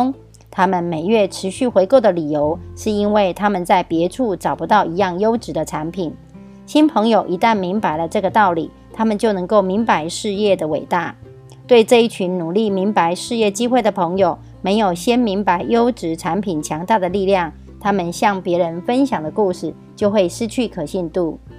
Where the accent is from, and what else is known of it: Miaoli County, Taiwan